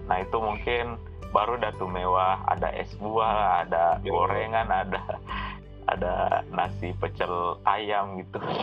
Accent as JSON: {"language": "Indonesian", "town": "Pinrang", "region": "South Sulawesi", "country": "Indonesia", "moved": "yes", "said": "saya asalnya dari Pindrang"}